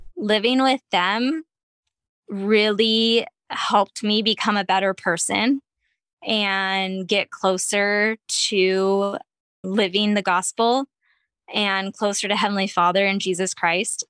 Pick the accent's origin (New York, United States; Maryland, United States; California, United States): California, United States; Ventura County; also born or lived in Long Beach, California; where I grew up in Ventura County